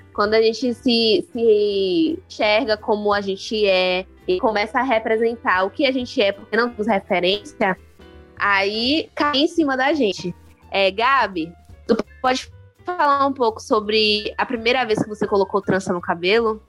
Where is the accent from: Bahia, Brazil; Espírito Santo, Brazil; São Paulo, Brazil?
Bahia, Brazil; Salvador; quando eu era criança, eu percebia em Salvador